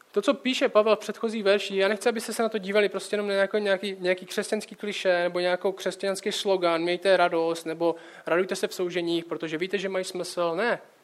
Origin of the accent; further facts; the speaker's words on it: Czechia; jako Čech